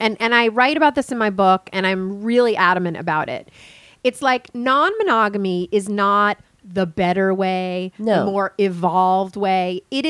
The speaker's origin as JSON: {"language": "English", "region": "Midwest", "country": "United States", "said": "I'm in my 20s. I'm straight. I'm white. I'm from the Midwest."}